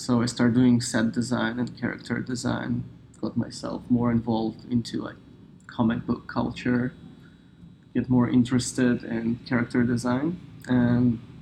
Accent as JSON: {"language": "English", "town": "Lviv", "region": "Lviv Oblast", "country": "Ukraine", "tie": "born or raised there", "moved": "yes", "said": "I was born in Ukraine in 1989"}